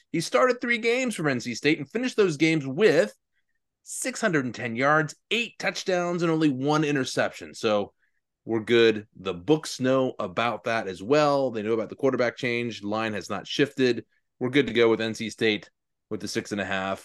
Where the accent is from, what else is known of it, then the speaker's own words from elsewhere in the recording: Virginia, United States; I grew up in Virginia